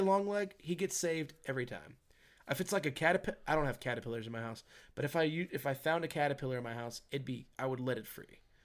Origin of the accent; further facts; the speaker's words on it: Virginia, United States; in my home state